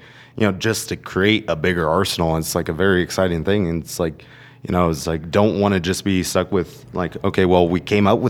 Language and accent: English; Colorado Springs, Colorado, United States; I'm from the Springs and I take pride